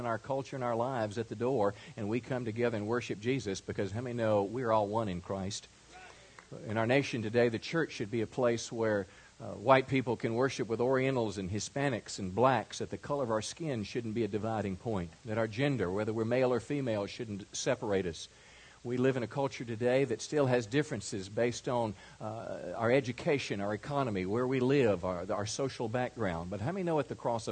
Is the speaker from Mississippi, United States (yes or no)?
yes; rural Mississippi, United States; moved away; I was raised in rural Mississippi in an area so small it didn't even have